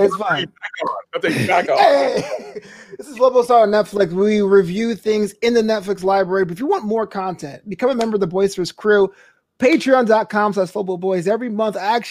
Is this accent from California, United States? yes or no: no; New York City, New York, United States; this is my hometown